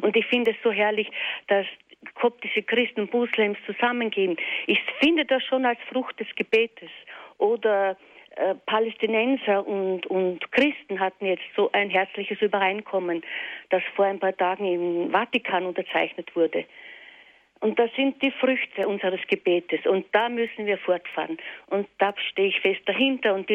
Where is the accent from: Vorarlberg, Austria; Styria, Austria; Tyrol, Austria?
Styria, Austria; Weiz; mit Moslems in meiner Heimatstadt Weiz